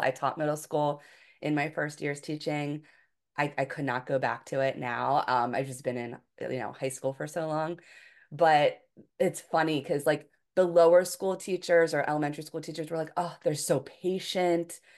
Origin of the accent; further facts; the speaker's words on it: Philadelphia, Pennsylvania, United States; moved away as an adult; also born or lived in Hawaii; I'm from the Philadelphia area